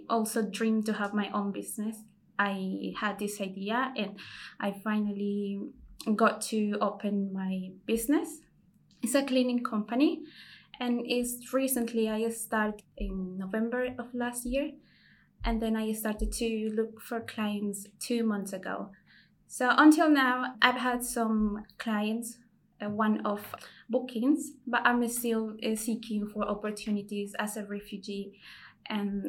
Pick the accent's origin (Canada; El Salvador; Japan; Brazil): El Salvador; moved away as an adult; now in United Kingdom; I'm a refugee from El Salvador. I came here in 2018.